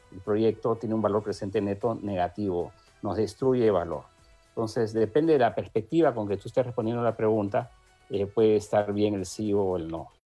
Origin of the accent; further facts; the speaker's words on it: Peru; somos todos los peruanos